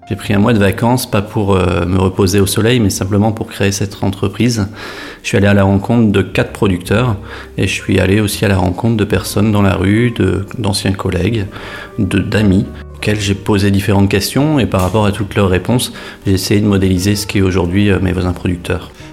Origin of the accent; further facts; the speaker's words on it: Saint-Omer, Hauts-de-France, France; now in Lille, France; Je suis originaire de Saint-Omer, je suis né dans un petit village qui se nomme Avroux avec 500 habitants.